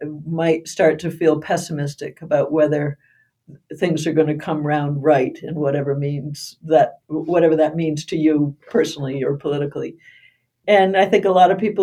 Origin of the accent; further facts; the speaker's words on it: United States; growing up in Brooklyn, a very small town